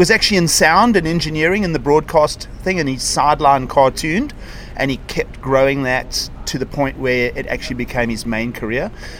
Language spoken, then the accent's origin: English; Durban, KwaZulu-Natal, South Africa; So I was born in Durban. Okay. Everybody will know Durban. East Coast, subtropical climate.